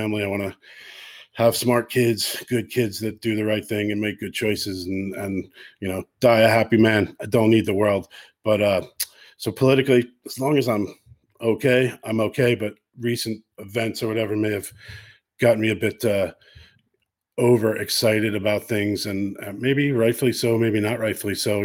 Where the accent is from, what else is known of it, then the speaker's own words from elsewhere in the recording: United States; now in Ireland; I'm an American living in Ireland